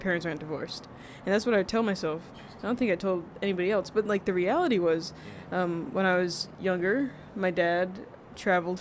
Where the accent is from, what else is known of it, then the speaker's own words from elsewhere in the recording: Garner, North Carolina, United States; also born or lived in Rhode Island; now in Texas, United States; in elementary school in North Carolina, because I grew up in North Carolina